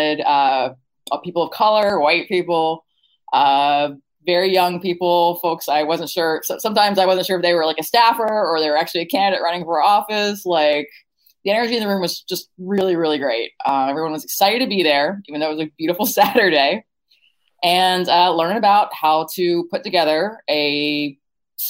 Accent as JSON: {"language": "English", "region": "Virginia", "country": "United States", "tie": "born or raised there", "said": "my home state, Virginia"}